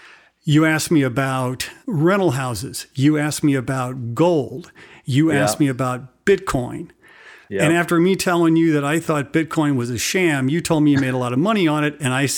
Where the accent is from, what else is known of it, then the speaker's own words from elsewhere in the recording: Midwest, United States; I'm a Midwesterner.